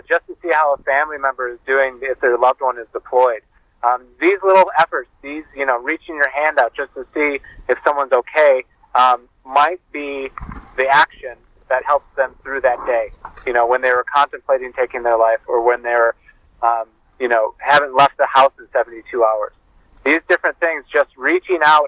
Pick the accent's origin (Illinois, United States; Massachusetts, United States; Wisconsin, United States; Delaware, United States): Wisconsin, United States; Milwaukee; my hometown of Milwaukee, Wisconsin